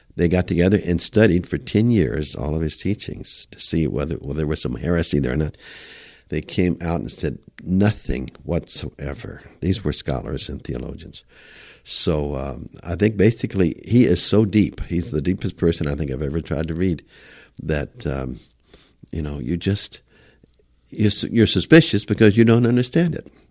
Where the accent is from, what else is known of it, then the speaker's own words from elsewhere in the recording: United States; moved away; also born or lived in Arkansas / Tennessee / New York; growing up in Arkansas and Tennessee